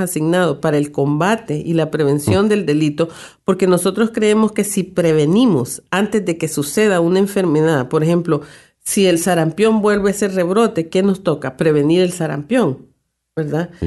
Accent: El Salvador; como decimos en mi país

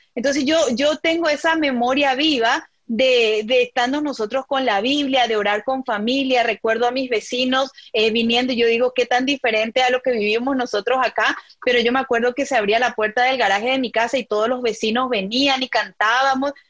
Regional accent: Paraguay; moved away as an adult; now in Philadelphia, United States; mi comunidad de renovación en Paraguay

